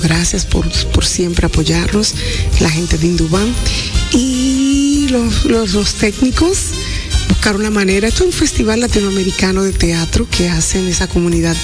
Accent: Dominican Republic; como mujeres dominicanas que somos

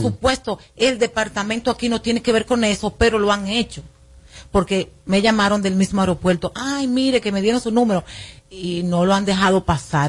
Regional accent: Boston, Massachusetts, United States; moved away; also born or lived in Dominican Republic; yo me crié allá en Boston

